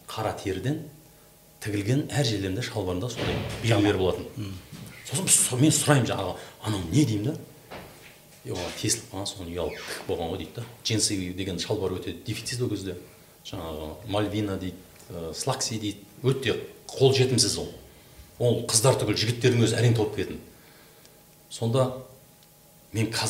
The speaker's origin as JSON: {"language": "Kazakh", "area": "villages around Kentau", "region": "Turkistan Region", "country": "Kazakhstan", "tie": "born or raised there", "said": "біз өзіміз ауылда өстік қаланың айналасы толған ауылдар қазақ ауылдар"}